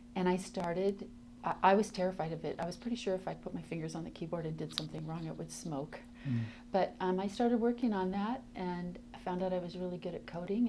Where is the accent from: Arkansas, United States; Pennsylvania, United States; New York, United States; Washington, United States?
Washington, United States; Tacoma; I grew up in Tacoma, Washington